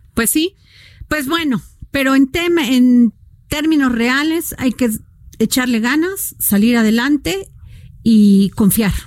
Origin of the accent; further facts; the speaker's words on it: Veracruz, Mexico; yo soy veracruzana